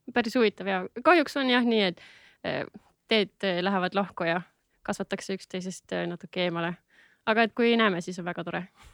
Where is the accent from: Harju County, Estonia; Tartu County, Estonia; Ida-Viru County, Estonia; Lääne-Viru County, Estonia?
Harju County, Estonia; Tallinn; olen üles kasvanud Lasnamäel